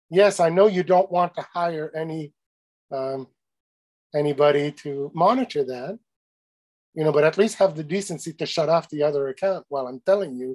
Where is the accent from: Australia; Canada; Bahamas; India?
Canada; I'm Canadian